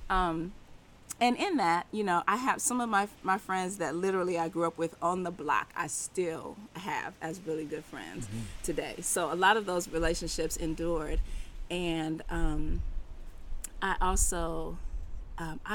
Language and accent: English; Berkeley, California, United States; also born or lived in Oakland; I was born in Oakland and raised in Berkeley.